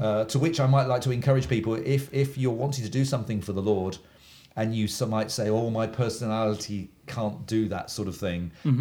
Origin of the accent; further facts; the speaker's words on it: Oxford, South East England, United Kingdom; moved away; I'm an Englishman from England, um, and I grew up in a uh, university town in England, well known university town called Oxford.